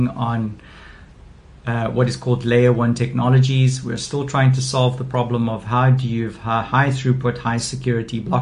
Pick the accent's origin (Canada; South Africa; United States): South Africa; as a South African